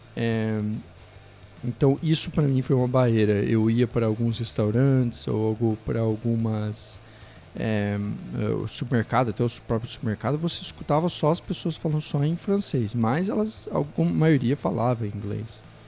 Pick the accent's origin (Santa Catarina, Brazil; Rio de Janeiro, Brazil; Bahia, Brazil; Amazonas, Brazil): Santa Catarina, Brazil; Araranguá; also born or lived in Curitiba / Montreal; now in Vancouver, Canada; vim de Curitiba, mas sou natural de Santa Catarina, uma cidade chamada Araranguá